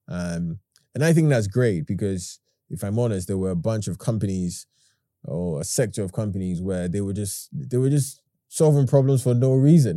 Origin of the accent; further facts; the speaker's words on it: London, United Kingdom; also born or lived in Ghana; I was born in Hackney in nineteen ninety-four. I went to live in Ghana for ten years. I came back here when I was, what, ten?